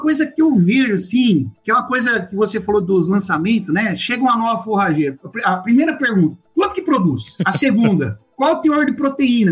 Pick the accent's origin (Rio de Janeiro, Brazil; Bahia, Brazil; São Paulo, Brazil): São Paulo, Brazil; interior of; moved away as an adult; also born or lived in Rondônia; now in Tocantins, Brazil; eu sou do, do interior de São Paulo